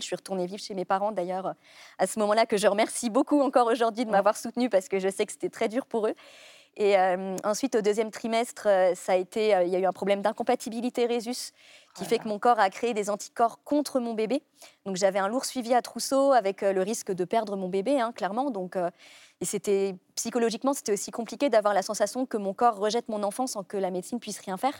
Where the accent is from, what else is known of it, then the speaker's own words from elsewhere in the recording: Brittany, France; j'ai grandi en Bretagne avec mes parents